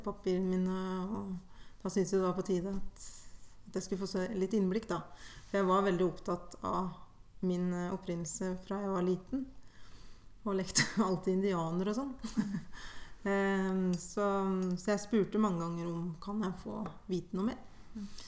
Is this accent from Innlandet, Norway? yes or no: yes; Hedmarken, Innlandet, Norway; also born or lived in Guatemala; fra en liten skissby ehm, til Hedmarken